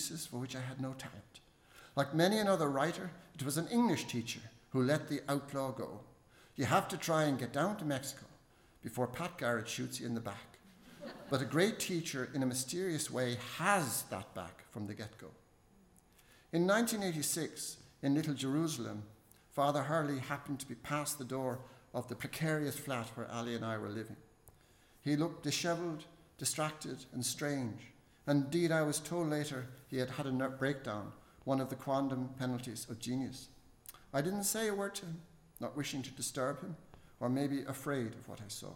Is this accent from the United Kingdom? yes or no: no; Dublin, Leinster, Ireland; at school in CUS, there was a wondrous boy in my class called Vadim.